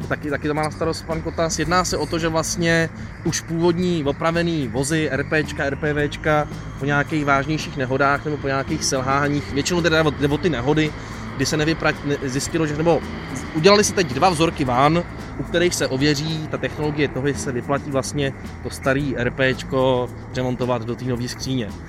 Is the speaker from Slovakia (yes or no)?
no; Prague, Czechia; u nás v Praze